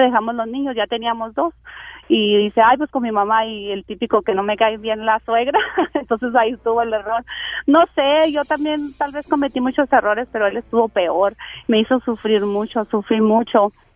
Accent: Delicias, Chihuahua, Mexico; Soy de Delicias Chihuahua

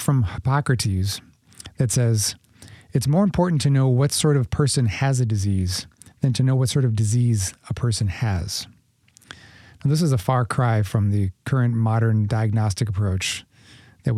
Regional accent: Minneapolis, Minnesota, United States; moved away as an adult; also born or lived in Brooklyn, New York; I grew up in Minneapolis, or just outside of Minneapolis

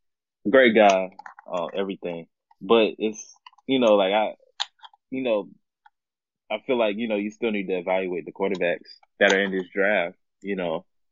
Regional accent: Jacksonville, Florida, United States; I'm actually from the same town. I mean, I'm from Jacksonville as well.

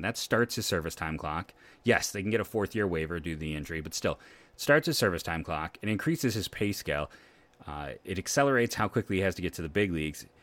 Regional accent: Akron, Ohio, United States; I'm from Akron

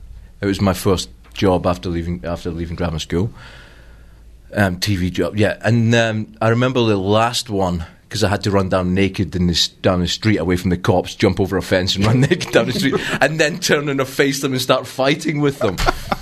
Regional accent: Ballarat, Victoria, Australia; Yeah. I'm from Ballarat.

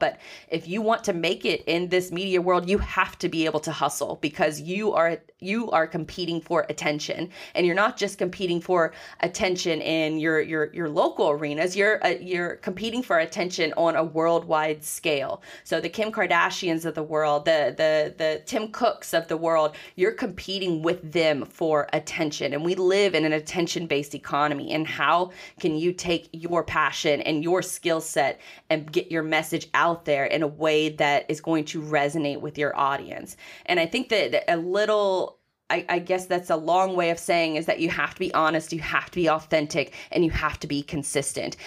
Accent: Jacksonville, Florida, United States; I was born and raised in Jacksonville, so I've grown up with the, with the team and, and, and with the city.

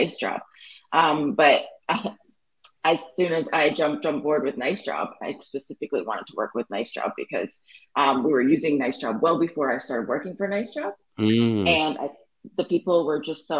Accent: Canada; I'm Canadian

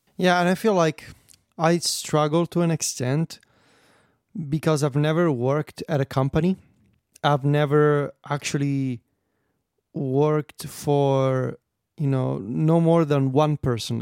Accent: Italy; I'm Italian

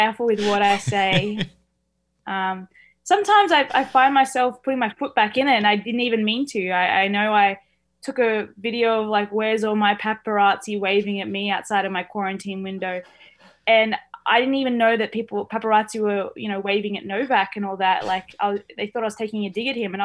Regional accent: Australia; as an Australian

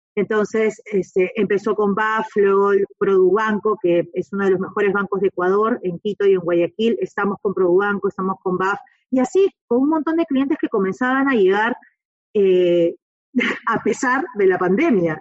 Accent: Peru; yo soy peruana

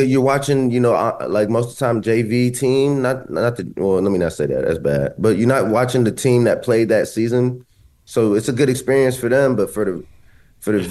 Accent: Columbus, Ohio, United States; moved away; I grew up in Columbus. I went to Ohio State

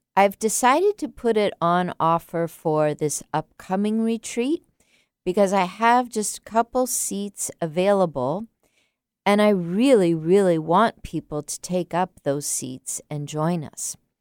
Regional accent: San Diego, California, United States; I grew up in San Diego as a child

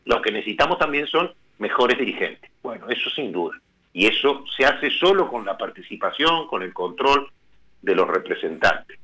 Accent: Plottier, Neuquén, Argentina; yo soy neuquino, nacido en una hermosa localidad que es Plotier

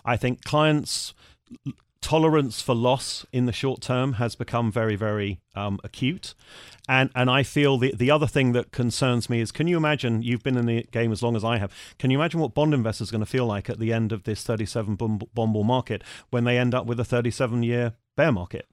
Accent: United Kingdom; also born or lived in Germany; as a Brit

